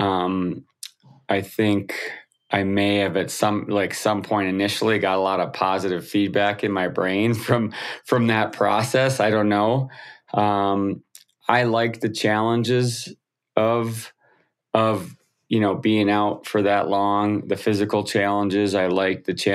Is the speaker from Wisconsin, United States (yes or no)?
yes; Wisconsin, United States; I grew up in the Midwest of the United States, Wisconsin